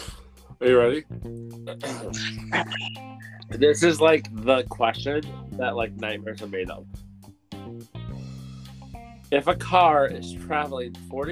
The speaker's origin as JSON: {"language": "English", "town": "Ellsworth", "country": "United States", "said": "we are from Ellsworth."}